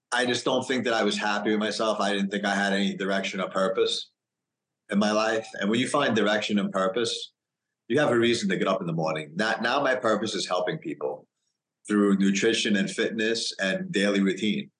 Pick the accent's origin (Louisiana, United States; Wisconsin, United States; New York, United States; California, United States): New York, United States; I grew up in New York.